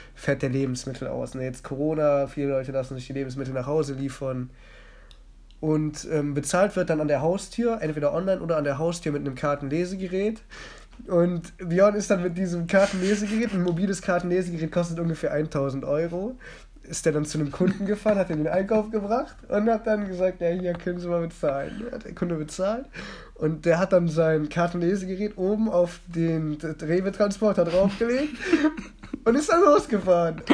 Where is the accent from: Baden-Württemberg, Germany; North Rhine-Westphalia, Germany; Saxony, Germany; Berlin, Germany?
North Rhine-Westphalia, Germany; Mönchengladbach; ich wurde in Mönchengladbach geboren